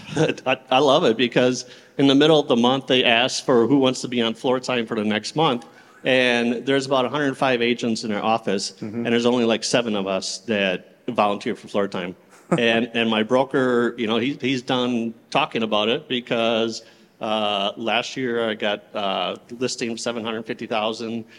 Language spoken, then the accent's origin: English; Clearwater, Florida, United States; I'm from Clearwater, Florida